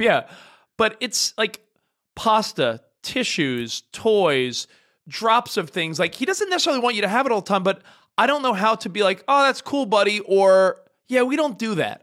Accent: New York, United States; now in Los Angeles, United States; I'm from New York

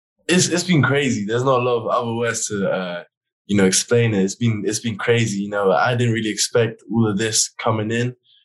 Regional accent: England, United Kingdom; But in England, they over exaggerate, and no one can ride, no one can drive, no one can go to work, and it's just a snow day, which was fun as a little kid.

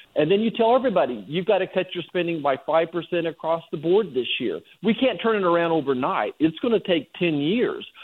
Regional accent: Kansas, United States; I'm from Kansas

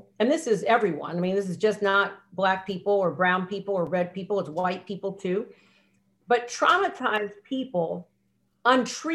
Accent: United States; I'm American. I was born here.

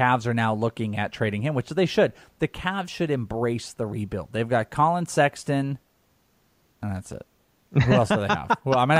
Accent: Bay Area, California, United States; now in Arizona, United States; because I'm from California, I'm born in the Bay Area

